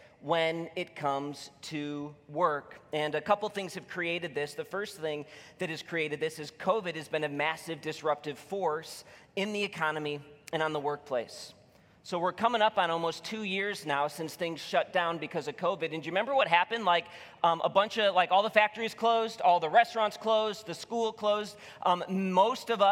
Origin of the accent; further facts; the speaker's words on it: Illinois, United States; now in Michigan, United States; I'm from Illinois